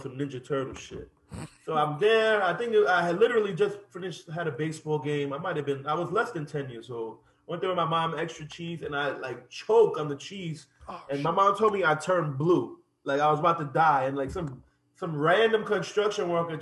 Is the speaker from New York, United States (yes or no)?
yes; New York City, New York, United States; I grew up in Woodside Project, so, like, Woodside, Astoria, that Long Island City area, that's my backyard